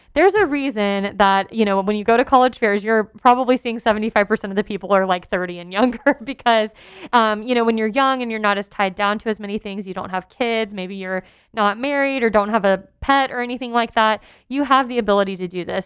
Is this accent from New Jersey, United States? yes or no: no; Texas, United States; moved away as an adult; I lived outside my home state of Texas